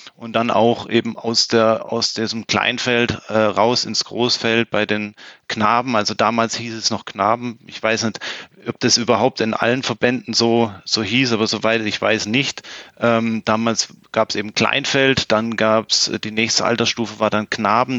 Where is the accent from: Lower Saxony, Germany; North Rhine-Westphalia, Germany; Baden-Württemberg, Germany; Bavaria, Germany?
Baden-Württemberg, Germany; Plattenhardt; moved away as an adult; also born or lived in Konstanz; dann hat es mich beruflich wieder zurück äh, zu den Wurzeln oder beziehungsweise in meine Heimatstadt gezogen. Und ja, und bin dann natürlich selbstverständlich direkt wieder ähm, in die Tennismannschaft hier in Plattenhardt gewechselt